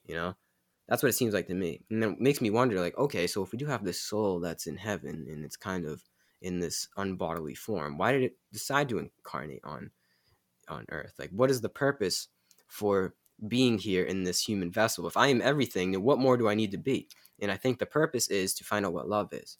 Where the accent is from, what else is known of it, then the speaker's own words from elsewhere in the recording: United States; we're American